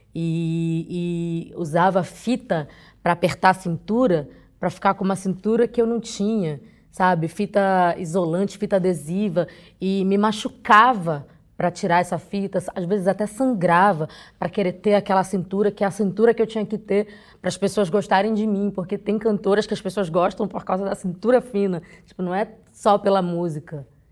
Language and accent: Portuguese; Pará, Brazil; sou do Pará